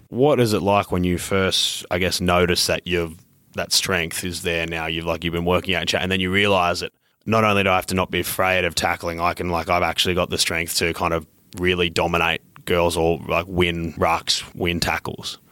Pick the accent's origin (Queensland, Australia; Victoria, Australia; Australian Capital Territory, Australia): Queensland, Australia; also born or lived in New South Wales; I grew up in Queensland, but I'm born in New South Wales